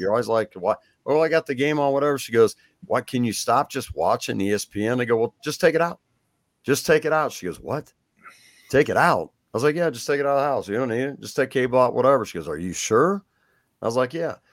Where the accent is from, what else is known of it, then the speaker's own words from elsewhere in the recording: Kansas City, Missouri, United States; I'm from Kansas City, so I'm a Royals guy